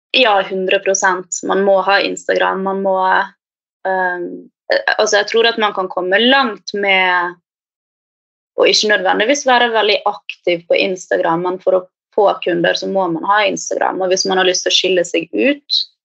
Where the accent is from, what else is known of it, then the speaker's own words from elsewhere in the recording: Bergen, Vestland, Norway; moved away as an adult; now in Oslo, Norway; jeg kommer opprinnelig fra Bergen, men har bodd i Oslo nå de siste fem